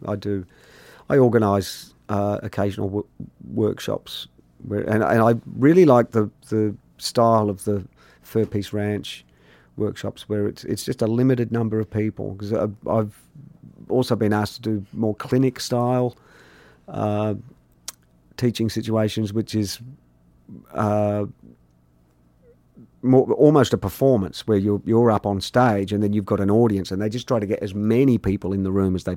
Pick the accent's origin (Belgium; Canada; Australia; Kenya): Australia; also born or lived in England; I'm from Australia.